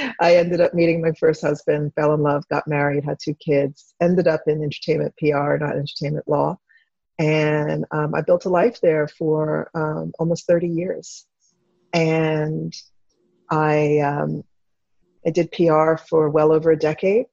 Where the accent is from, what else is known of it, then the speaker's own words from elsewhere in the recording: Devon, Pennsylvania, United States; also born or lived in Chester, Pennsylvania / Villanova, Pennsylvania; I was born in Chester, Pennsylvania, but I grew up in partly in Devon, Pennsylvania, and Villanova